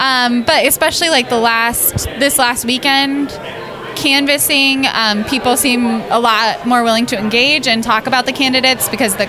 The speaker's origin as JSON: {"language": "English", "town": "Cedar Rapids", "region": "Iowa", "country": "United States", "said": "I'm from Cedar Rapids, Iowa."}